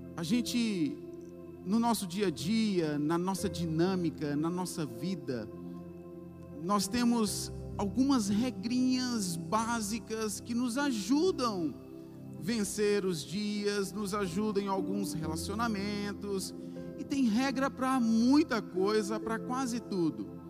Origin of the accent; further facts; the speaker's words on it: Bahia, Brazil; como nós baianos falamos